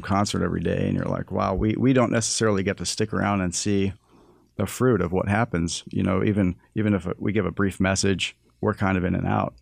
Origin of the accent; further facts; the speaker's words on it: Toronto, Ontario, Canada; And he moved a family to Toronto, and that's where I was born in Canada.